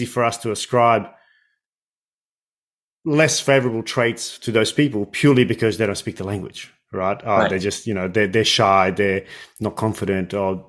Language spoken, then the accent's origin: English; Australia; first language English; as native English speakers, certainly in Australia